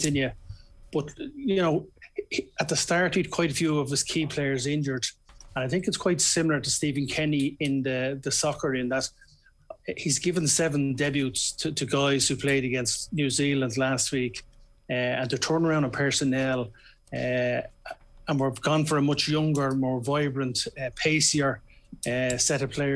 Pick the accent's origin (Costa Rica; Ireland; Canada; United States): Ireland; as Irish sports people